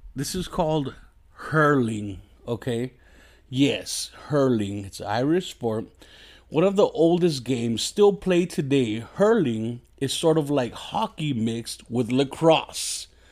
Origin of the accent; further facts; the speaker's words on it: Mexico; I'm just a fat Mexican